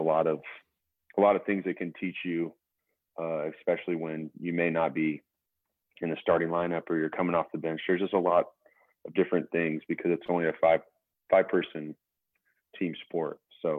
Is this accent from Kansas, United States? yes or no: yes; Utica, Kansas, United States; also born or lived in Scott City; now in Wichita, United States; We had probably anywhere from six to eight kids in our grade growing up in Utica